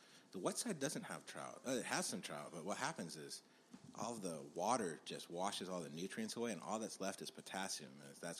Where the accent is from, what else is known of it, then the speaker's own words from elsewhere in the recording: the Great Northwest, Pacific Northwest, United States; moved away; I'm from the Great Northwest